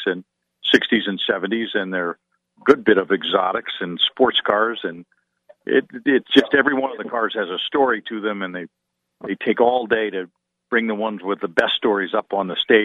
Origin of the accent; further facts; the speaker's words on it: Wilmington, Delaware, United States; moved away; somebody who lives down the street where I grew up in Wilmington, Delaware